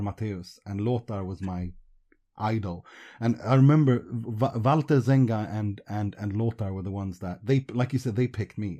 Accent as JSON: {"language": "English", "country": "Sweden", "tie": "born or raised there", "also_born_or_lived": "Iran", "said": "I'm a refugee from Iran, and we grew up in Sweden."}